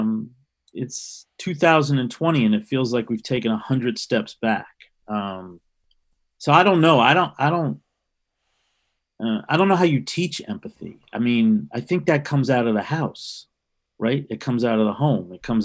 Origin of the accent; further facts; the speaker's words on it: New York City, New York, United States; I grew up in New York City in the late 60s